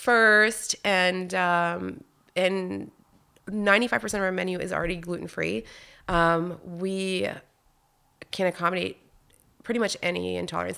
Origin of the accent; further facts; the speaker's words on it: Wakefield, Quebec, Canada; first language French; English is a second language; moved away as an adult; also born or lived in Val-d'Or, Quebec / Whistler, British Columbia; I grew up in Wakefield